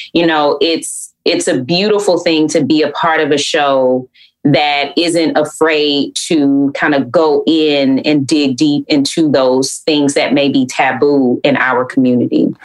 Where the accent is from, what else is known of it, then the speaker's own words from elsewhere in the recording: Atlanta, Georgia, United States; growing up in Atlanta uh, is hot